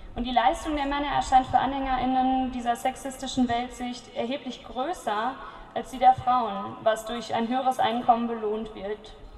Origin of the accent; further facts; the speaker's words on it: Cologne, North Rhine-Westphalia, Germany; ich komme aus Köln